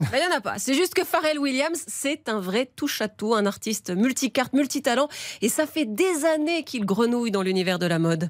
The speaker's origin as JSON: {"language": "French", "country": "France", "said": "chez nous en France"}